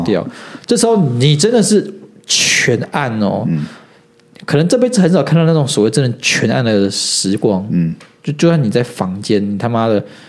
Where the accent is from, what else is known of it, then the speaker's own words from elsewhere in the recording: Taiwan; 我们台湾人在玩这种东西